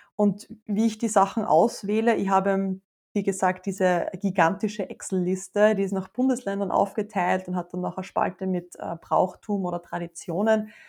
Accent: Austria; ich habe eine riesengroße Leidenschaft für meine Heimat schon immer

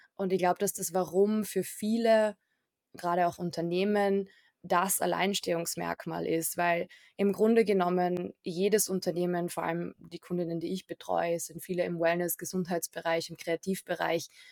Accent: Carinthia, Austria; ich komme auch ursprünglich aus Kärnten

